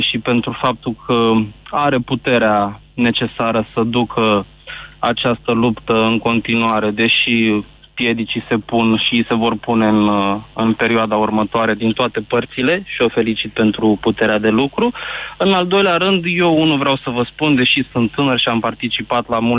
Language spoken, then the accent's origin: Romanian; Constanța, Constanța County, Romania; Nu, sunt din Constanța.